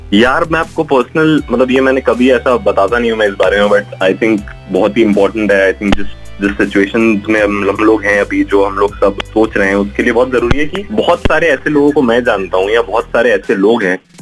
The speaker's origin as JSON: {"language": "Hindi", "town": "Indore", "region": "Madhya Pradesh", "country": "India", "also_born_or_lived": "Mumbai", "said": "मैं इंदौर से हूँ तो इंदौर आ चुका हूँ मैं घर पे"}